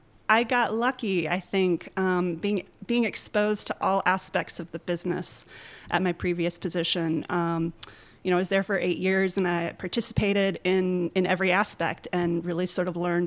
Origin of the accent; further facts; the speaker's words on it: a little town east of Raleigh, North Carolina, United States; moved away; also born or lived in Asheville, North Carolina; I am from a little town east of Raleigh, North Carolina.